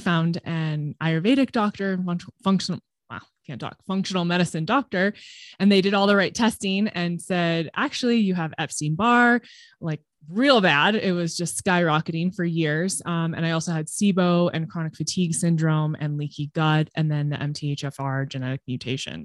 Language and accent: English; Southern California, United States; now in Colorado, United States; I grew up in Southern California